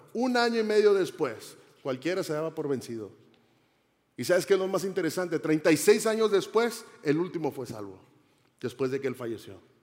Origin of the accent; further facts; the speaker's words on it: Monterrey, Nuevo León, Mexico; yo soy mexicano, soy de la ciudad de Monterrey, Nuevo León.